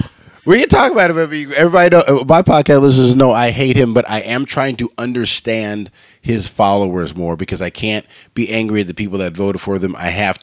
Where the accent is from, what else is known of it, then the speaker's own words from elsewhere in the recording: Los Angeles, California, United States; I grew up in the Valley, and I spent a lot of time in the beaches.